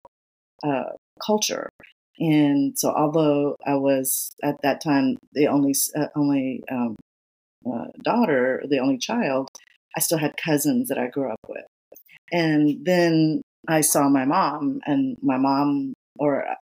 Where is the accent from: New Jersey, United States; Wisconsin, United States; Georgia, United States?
Georgia, United States; Atlanta; I grew up in Georgia, in Atlanta.